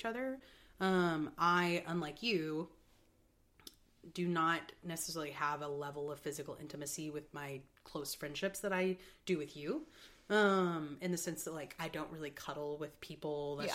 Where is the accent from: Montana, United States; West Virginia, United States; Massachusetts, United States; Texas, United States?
Texas, United States; moved away as an adult; now in Chicago, United States; I grew up in Texas. I grew up in the South